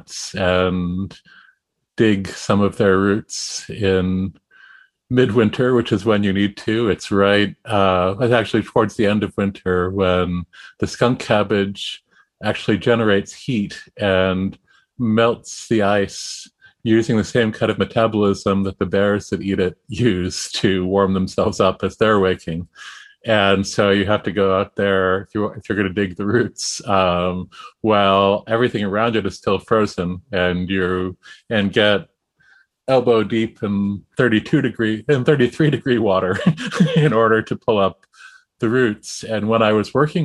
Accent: Massachusetts, United States; I grew up in Massachusetts at the edge of the suburbs

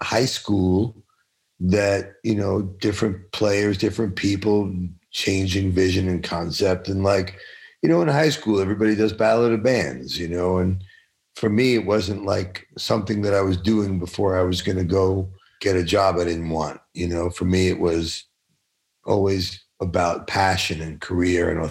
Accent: New York City, New York, United States; I grew up in Canarsie in Brooklyn

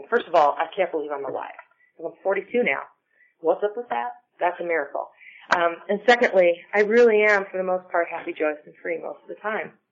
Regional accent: Ireland; I'm Irish, and I also have rosacea

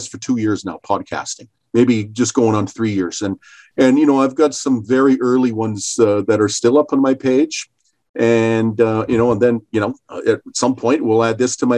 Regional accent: Calgary, Alberta, Canada; I was born in Calgary, Alberta, Canada

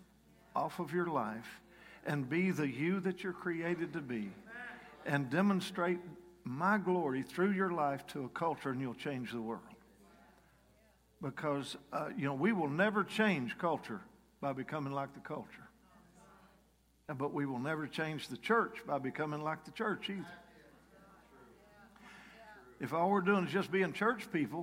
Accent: Kentucky, United States; moved away; I'm from Kentucky. I sort of left Kentucky the week I got saved in one way or another. I got saved at a rock and roll dance in my hometown at a National Guard Armory

